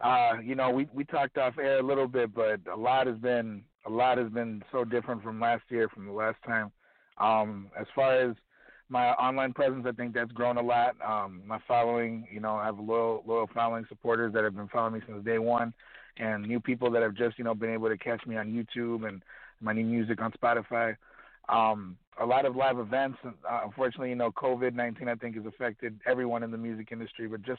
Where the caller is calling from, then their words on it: Chicago, Illinois, United States; I'm calling from Chicago, Illinois.